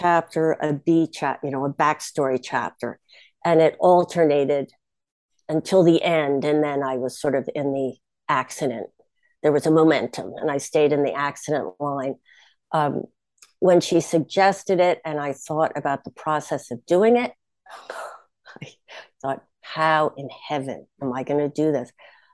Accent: Bronxville, New York, United States; my hometown is Bronxville

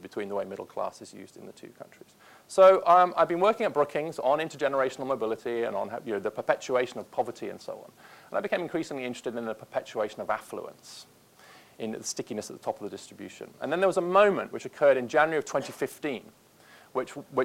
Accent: Peterborough, East of England, United Kingdom; moved away as an adult; now in United States; when we were growing up in Peterborough

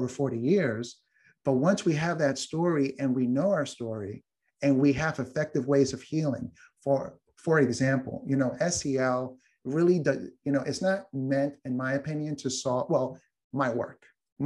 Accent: New York, United States; I'm from New York

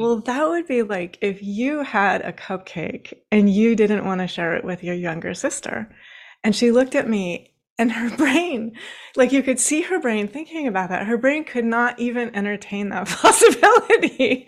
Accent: Washington, United States; now in Baltimore, United States; I actually grew up in Washington State. I'm currently sitting in Baltimore, Maryland

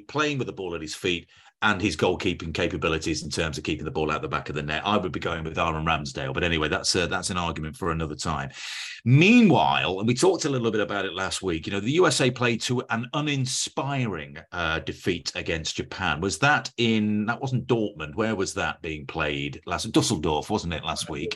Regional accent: England, United Kingdom; I'm English. I'm as English as they come.

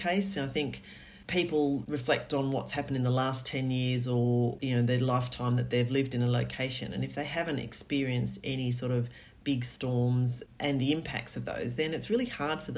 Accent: Australia; now in England, United Kingdom; being Australian, I've worked in coastal land management in Australia

